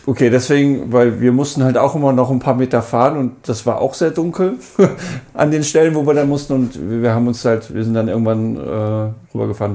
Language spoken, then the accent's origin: German; Hanover, Lower Saxony, Germany; ich komme aus Hannover